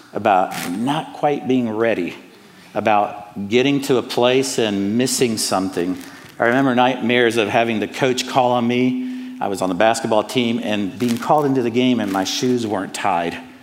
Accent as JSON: {"language": "English", "town": "Atlanta", "region": "Georgia", "country": "United States", "tie": "born or raised there", "also_born_or_lived": "Cuba", "accent": "Southern", "moved": "yes", "lives_now": "Charlotte, United States", "said": "I was born in Cuba, but I was raised in Atlanta. So I'm a Hispanic American with a Southern accent"}